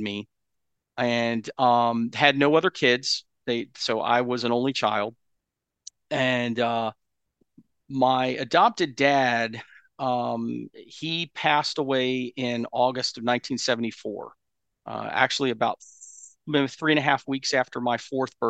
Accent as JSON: {"language": "English", "town": "Asheville", "region": "North Carolina", "country": "United States", "tie": "born or raised there", "said": "I was born actually in Asheville, North Carolina"}